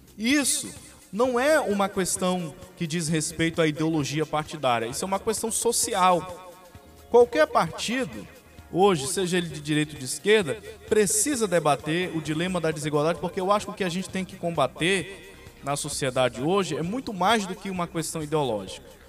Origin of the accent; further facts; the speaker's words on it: Capanema, Pará, Brazil; sou aqui de Capanema